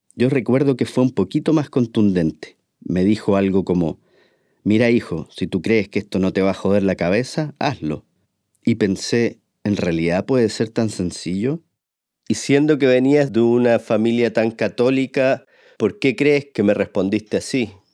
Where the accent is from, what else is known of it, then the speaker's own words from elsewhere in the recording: Chile; moved away; siendo chileno